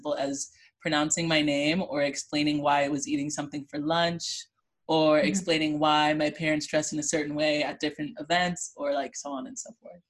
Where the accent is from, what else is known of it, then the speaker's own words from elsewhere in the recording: Fayetteville, Arkansas, United States; also born or lived in Missouri; I grew up in Fayetteville, Arkansas, which, for those that don't know, it's a pretty white area.